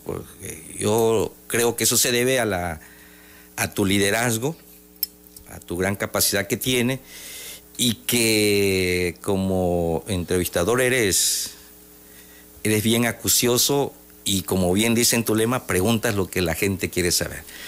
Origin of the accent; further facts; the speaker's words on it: Tabasco, Mexico; yo soy tabasqueño, ¿no? 100%